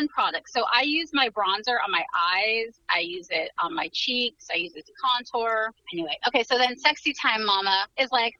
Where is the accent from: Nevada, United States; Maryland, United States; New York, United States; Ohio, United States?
New York, United States; I was born in New York.